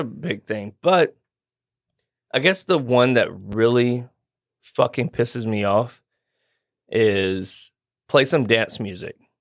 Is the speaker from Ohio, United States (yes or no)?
no; Nashville, Tennessee, United States; also born or lived in Johnson City, Tennessee; I am born and raised East Nashville